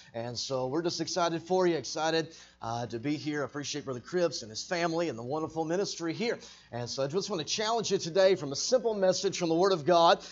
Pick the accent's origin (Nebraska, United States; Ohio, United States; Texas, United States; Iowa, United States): Texas, United States; moved away as an adult; now in Arkansas, United States; I was born and raised in Texas